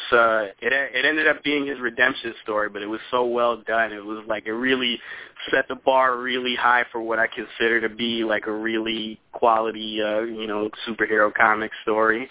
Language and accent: English; New York, United States; I'm from New York